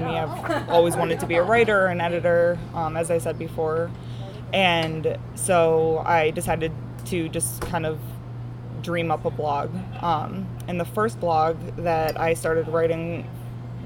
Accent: Strongsville, Ohio, United States; also born or lived in Pittsburgh, Pennsylvania / Brunswick, Ohio / Buffalo, New York; I grew up in Strongsville

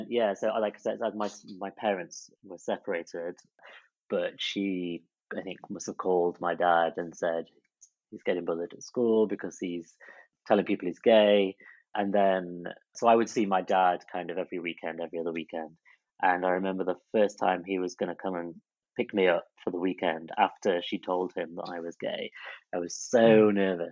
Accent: Chesterfield, East Midlands, United Kingdom; moved away as an adult; also born or lived in Blackpool; my hometown Chesterfield

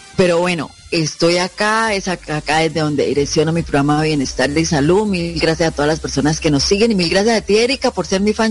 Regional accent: Bucaramanga, Santander, Colombia; also born or lived in Pamplona, Norte de Santander; la ciudad de Bucaramanga, donde yo pues vivo, crecí, eh, hice mi parte académica de colegio

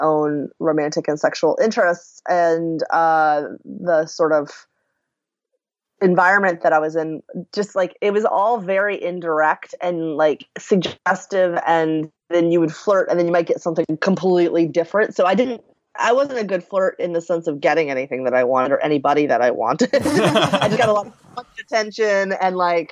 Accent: the South, United States; I grew up in the South. And as a woman in the South

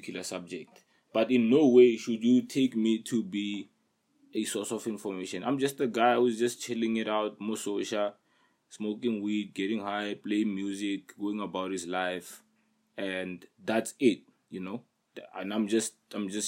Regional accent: Pretoria, Gauteng, South Africa; I'm in PTA, South Africa, right? And then I come from a hood. I come from Soshawan.

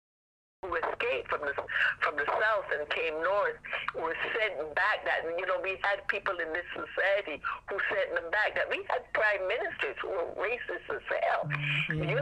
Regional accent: Barbados; moved away; I am from Barbados originally

